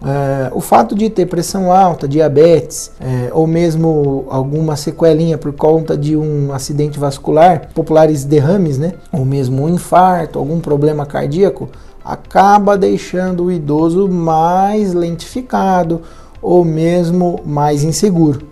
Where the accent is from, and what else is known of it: Brazil